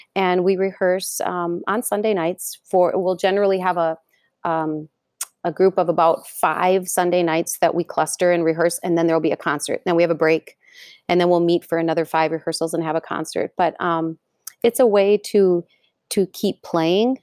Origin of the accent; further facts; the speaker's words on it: Fridley, Minnesota, United States; so I grew up in Fridley, so not far away from Anoka.